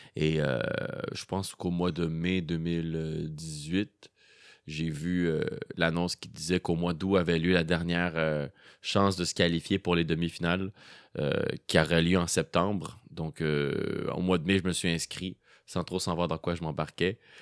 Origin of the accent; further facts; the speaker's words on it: Montreal, Quebec, Canada; also born or lived in Rosemont, Montreal; lorsque est venu le temps de commencer l'école, on a, déménagé à Montréal-Nord. Hmm. Et euh, c'est là que j'ai fait euh, tout mon primaire, mon secondaire et même mon cégep.